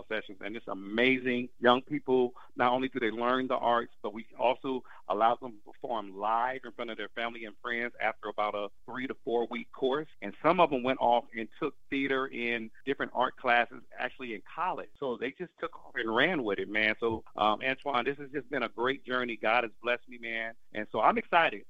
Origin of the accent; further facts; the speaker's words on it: Oakland, California, United States; I'm from Oakland